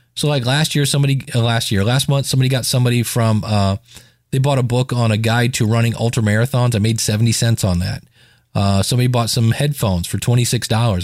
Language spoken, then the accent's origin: English; Akron, Ohio, United States; my hometown of Akron, Ohio